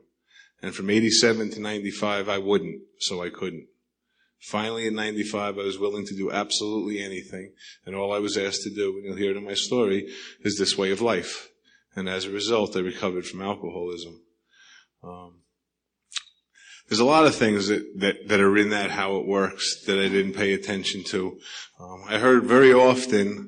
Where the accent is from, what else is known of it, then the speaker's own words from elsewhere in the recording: New York, United States; accent: New York; now in Sedona, United States; my accent's from New York